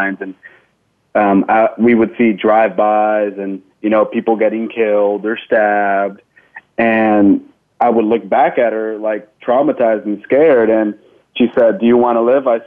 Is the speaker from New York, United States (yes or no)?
no; Santa Ana, California, United States; I was born and raised in Santa Ana, California, down in Orange County